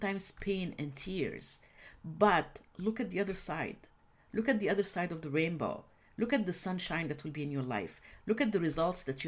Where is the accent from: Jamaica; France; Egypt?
Egypt; I grew up in a culture when women's rights are not the norm. I'm originally from the Middle East, actually from Egypt